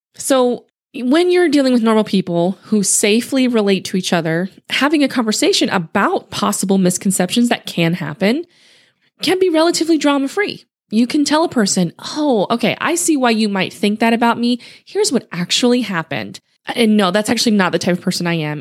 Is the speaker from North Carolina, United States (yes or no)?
no; Louisiana, United States; also born or lived in Utah; now in Houston, United States; I grew up in Louisiana